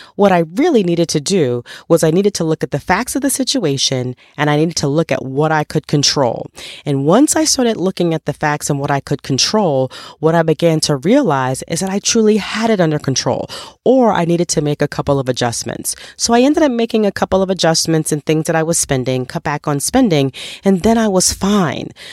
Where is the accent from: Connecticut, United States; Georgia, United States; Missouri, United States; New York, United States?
New York, United States; I grew up in New York